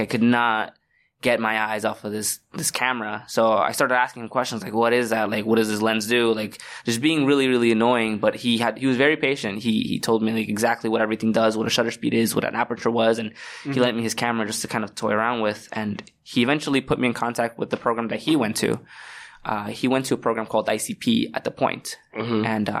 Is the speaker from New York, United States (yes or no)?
yes; New York City, New York, United States; also born or lived in Sunset Park, Brooklyn / Puebla, Mexico (family); So I'm originally from Sunset Park in Brooklyn. I was born and raised there up until like I was 6. And then they moved for family problems. We ended up like living in a shelter over in Bedford Park in the Bronx. And that's how I came to the Bronx.